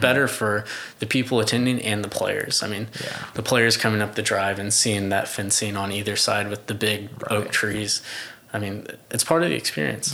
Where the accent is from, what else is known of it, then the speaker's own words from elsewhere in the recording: Tulsa, Oklahoma, United States; grew up here in Tulsa